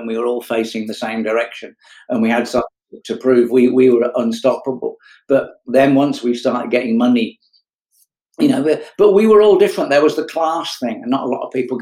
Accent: Kettering, East Midlands, United Kingdom; I was brought up in Kettering, Northamptonshire, you know, tiny little East Midlands market town

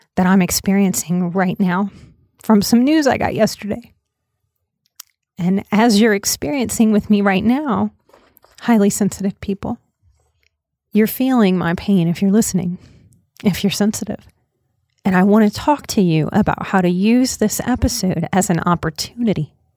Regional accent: United States; as an American society

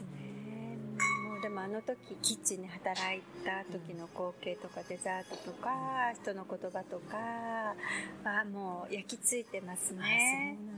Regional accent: Gamagori, Aichi, Japan; also born or lived in Tokyo; その生まれ育った海の見える蒲郡

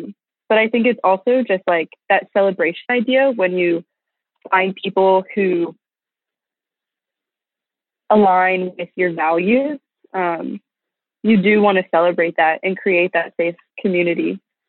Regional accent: East Coast, United States; now in Texas, United States; I did not. No, I'm from the East Coast.

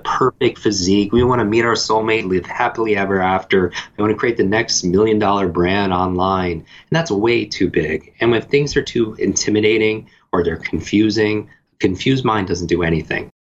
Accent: Northeast, United States; I grew up in the Northeast

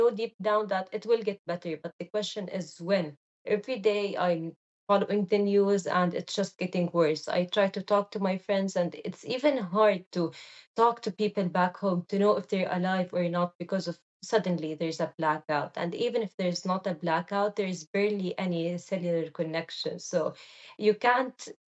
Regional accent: Gaza, Gaza Strip, Palestine; moved away as an adult; I loved growing up in Gaza.

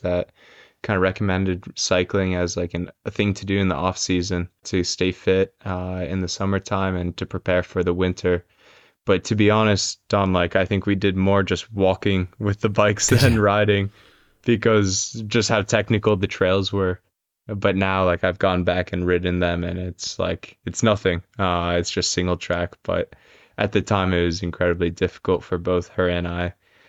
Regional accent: New York, United States; moved away; where I grew up in New York, it's quite a bit different than the Bronx.

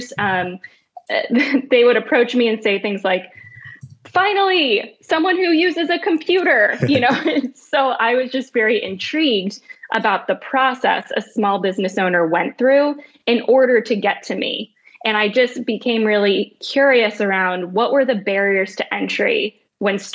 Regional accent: New Jersey, United States; moved away as an adult; now in Washington, D.C., United States; So I grew up in New Jersey, in a farm town in New Jersey.

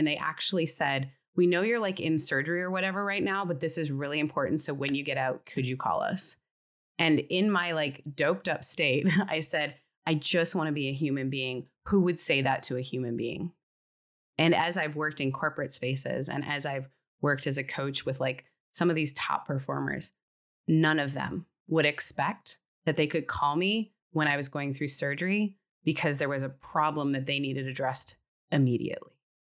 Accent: California, United States; Well, it's because I'm from California. We have to bring up our therapist at least twice an hour. But it's like that's the way you get to stay in the state.

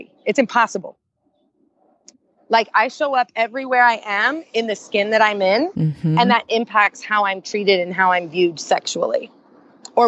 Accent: Indiana, United States; growing up in Indiana with a mother who is a lesbian, I was closeted

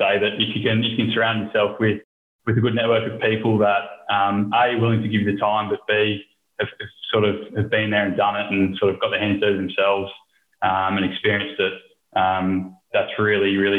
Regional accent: New South Wales, Australia; moved away as an adult; also born or lived in Newcastle, New South Wales; now in Melbourne, Australia; born and bred in New South Wales

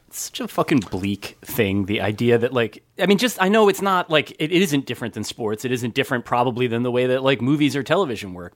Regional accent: New Jersey, United States; I grew up in New Jersey.

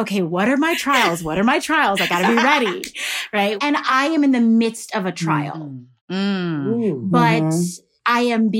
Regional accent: Houston, Texas, United States; I'm from Houston, Texas.

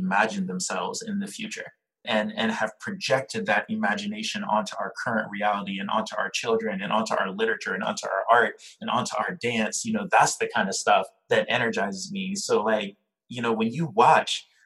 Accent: Liberia; now in New York City, United States; I'm Liberian, I'm from Liberia

